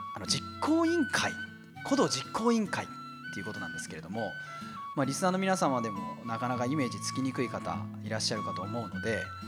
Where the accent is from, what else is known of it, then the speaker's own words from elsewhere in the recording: Fukushima, Japan; moved away; 私のふるさと福島